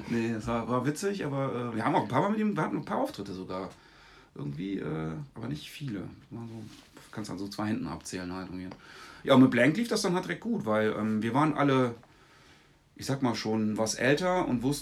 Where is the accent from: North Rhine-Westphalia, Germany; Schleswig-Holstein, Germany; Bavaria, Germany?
North Rhine-Westphalia, Germany; Wermelskirchen; ich bin eigentlich in den 90ern groß geworden im Bahndamm in Wermelskirchen.